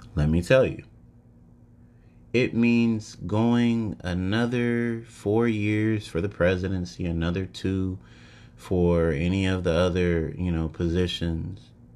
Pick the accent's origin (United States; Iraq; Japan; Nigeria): United States; as an American person